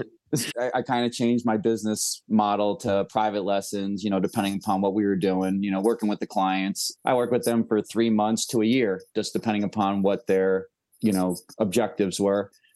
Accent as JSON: {"language": "English", "area": "near Woodstock", "region": "New York", "country": "United States", "tie": "born or raised there", "moved": "yes", "said": "I pretty much lived, uh, within ten miles my whole life of the infamous Woodstock, New"}